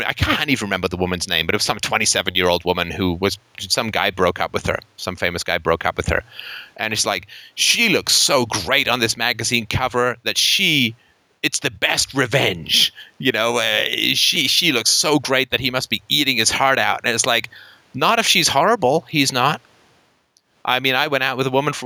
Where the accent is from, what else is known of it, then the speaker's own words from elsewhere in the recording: United Kingdom; I'm British and grew up with an anxious childhood